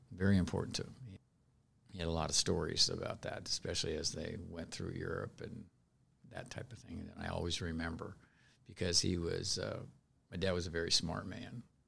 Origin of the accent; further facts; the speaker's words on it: Seattle, Washington, United States; moved away; also born or lived in Elizabeth, New Jersey; I was raised in Seattle, right in, uh, within the city limits of Seattle, in the north end of Seattle.